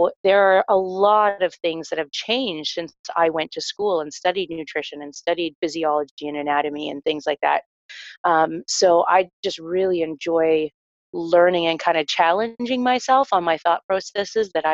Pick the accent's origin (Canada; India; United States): Canada; Newmarket, Ontario; I am from Newmarket, Ontario